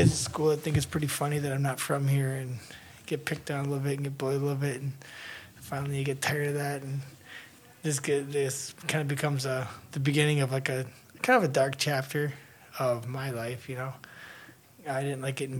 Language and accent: English; United States; born there; I was born here in the States.